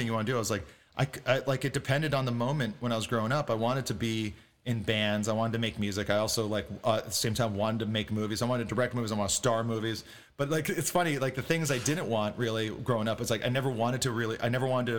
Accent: Hawaii, United States; now in Los Angeles, United States; growing up in Hawaii as a white kid, as a Haole

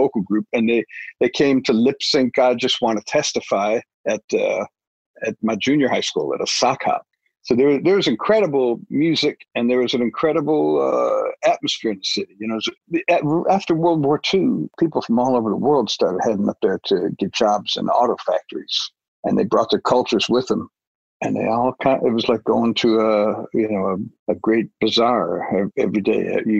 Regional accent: Detroit, Michigan, United States; I was born in Detroit in 1952, which meant I was a teenager there in the 1960s

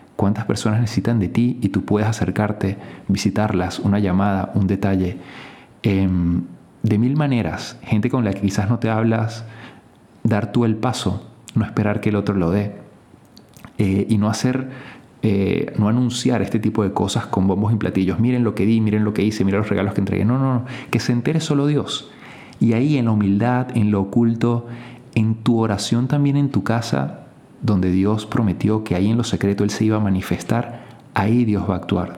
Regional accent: Venezuela; En Venezuela, en mi país

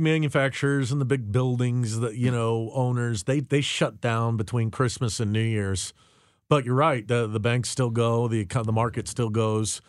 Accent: United States; as an American citizen

